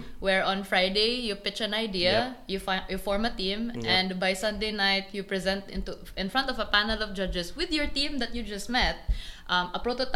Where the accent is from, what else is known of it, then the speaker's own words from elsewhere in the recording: Bohol, Central Visayas, Philippines; also born or lived in Cebu; I was born in Cebu, but I was raised in Bohol.